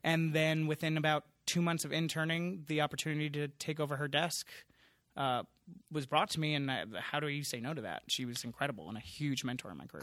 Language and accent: English; Long Island, New York, United States; I grew up in Long Island, so a suburb kid